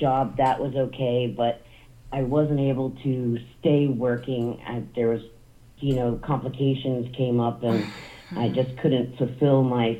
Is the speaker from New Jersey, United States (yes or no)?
yes; New Jersey, United States; now in Blanchard, United States; No, I was born and raised out in New Jersey, along the beach.